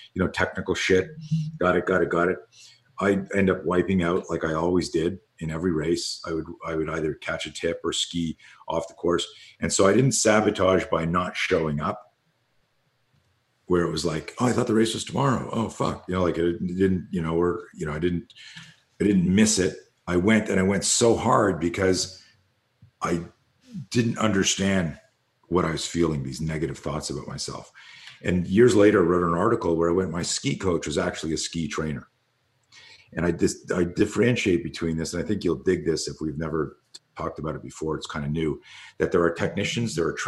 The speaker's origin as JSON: {"language": "English", "country": "Canada", "tie": "born or raised there", "said": "you're growing up in Canada"}